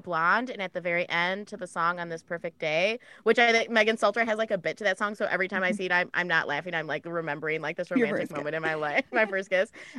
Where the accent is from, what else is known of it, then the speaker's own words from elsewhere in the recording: Michigan, United States; I'm from Michigan